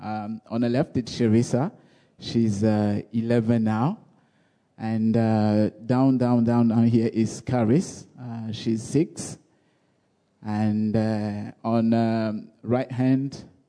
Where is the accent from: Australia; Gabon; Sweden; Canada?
Gabon; I'm originally from Gabon, and I grew up in a little tiny village